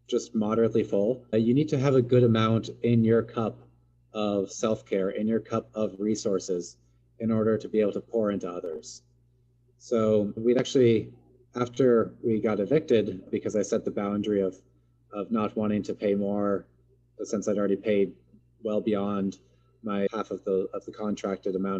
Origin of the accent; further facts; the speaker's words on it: Seattle, Washington, United States; also born or lived in Portland; I grew up here in the Pacific Northwest near Seattle and went to college in Portland.